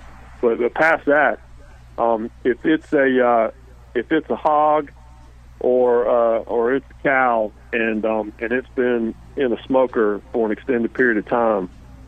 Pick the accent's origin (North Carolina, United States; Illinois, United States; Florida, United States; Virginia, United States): North Carolina, United States; Well, I grew up in Carolina, so we have two different distinct styles in North Carolina. We have Eastern North Carolina, Western North Carolina, and I grew up in the eastern part of the state